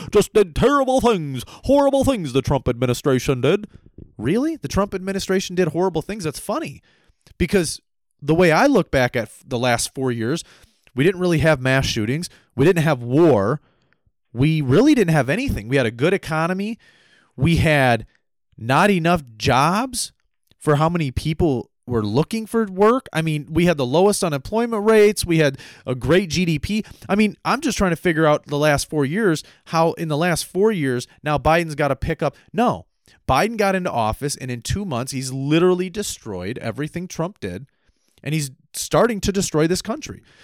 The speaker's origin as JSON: {"language": "English", "country": "United States", "said": "being an American"}